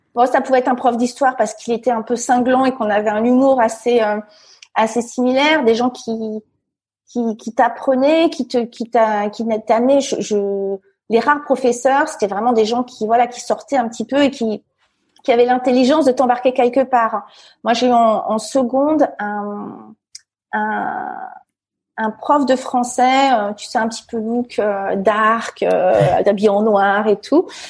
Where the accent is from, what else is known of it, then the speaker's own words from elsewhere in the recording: Fontainebleau, Île-de-France, France; moved away as an adult; je suis née euh, à Fontainebleau, euh, donc c'est à 60 km de Paris. C'est plutôt euh, donc dans des petits villages autour, c'est plutôt la, campagne. J'ai hyper grandi